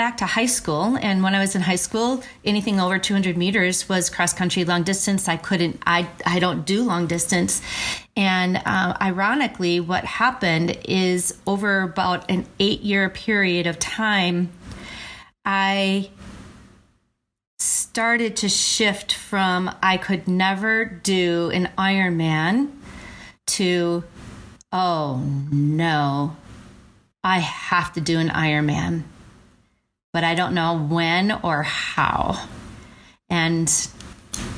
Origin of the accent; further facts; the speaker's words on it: Verona, Wisconsin, United States; where I grew up in Verona